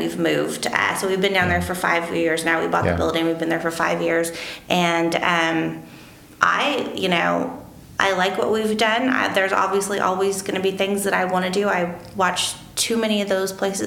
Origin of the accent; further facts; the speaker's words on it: Marion, Illinois, United States; also born or lived in Johnston City; I was born and raised in Marion